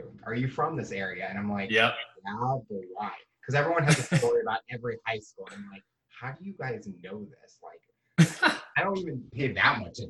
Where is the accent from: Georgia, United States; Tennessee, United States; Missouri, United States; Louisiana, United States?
Missouri, United States; St. Louis; moved away as an adult; now in Columbia, United States; And I grew up in St. Louis, and anywhere you go in St. Louis, someone knows you